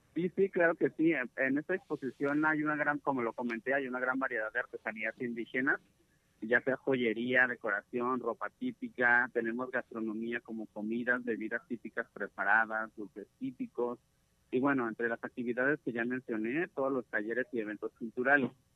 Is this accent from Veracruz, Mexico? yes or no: no; Santa Catarina, Jalisco, Mexico; also born or lived in Guadalajara metropolitan area; soy de la comunidad guirárica en el municipio de Mezquitic, de una, de una comunidad que se llama Santa Catarina.